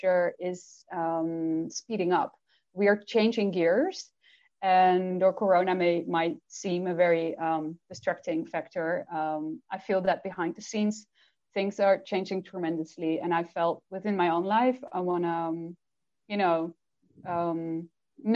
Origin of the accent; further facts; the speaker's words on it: Netherlands; first language Dutch; English is a second language; I do work in Dutch with private clients that are Dutch. And that means I channel in Dutch as well, obviously, that's my first language